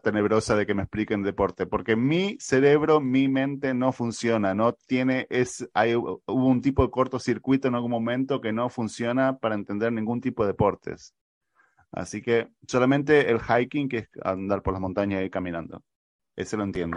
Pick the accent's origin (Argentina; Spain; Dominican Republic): Argentina; soy el argentino menos futbolero que pueda haber